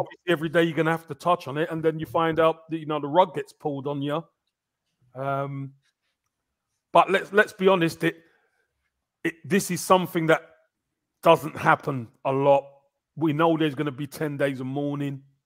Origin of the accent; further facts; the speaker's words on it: England, United Kingdom; growing up, that was a uniqueness to us being in England. Us being English